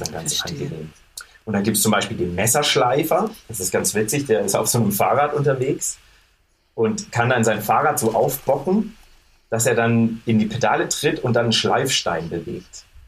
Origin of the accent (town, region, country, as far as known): Germany; moved away as an adult; now in Mexico City, Mexico